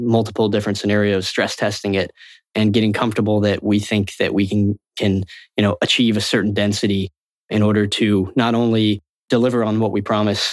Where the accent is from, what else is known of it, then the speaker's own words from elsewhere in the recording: Florida, United States; I grew up in Florida.